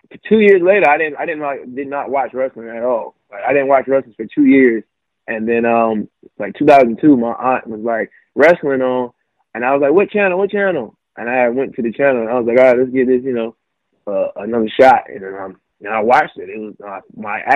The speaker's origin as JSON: {"language": "English", "town": "Wilmington", "region": "North Carolina", "country": "United States", "moved": "as an adult", "lives_now": "Charlotte, United States", "said": "I'm originally from Wilmington, North Carolina"}